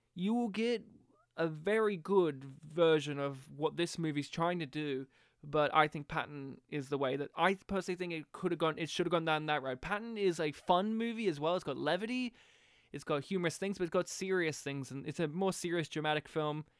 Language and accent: English; Australia; as an Australian, and as a young Australian